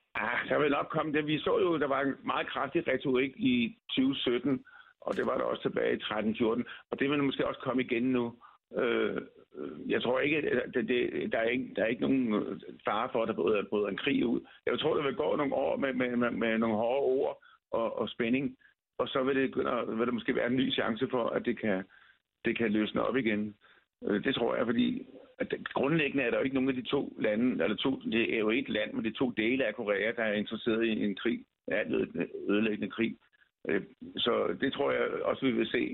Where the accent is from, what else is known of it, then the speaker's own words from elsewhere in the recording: Denmark; jeg bor i Danmark, jeg er dansker